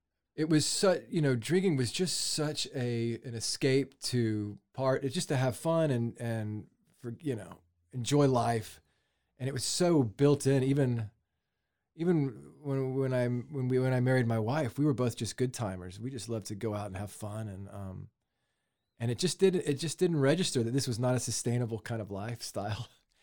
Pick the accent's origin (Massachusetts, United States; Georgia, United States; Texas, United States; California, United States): Texas, United States; Dallas; moved away as an adult; also born or lived in Waco / Nashville / Los Angeles; I grew up in Dallas